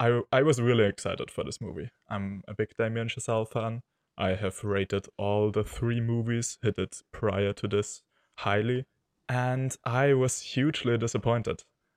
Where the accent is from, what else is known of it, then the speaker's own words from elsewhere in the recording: Austria; from Austria.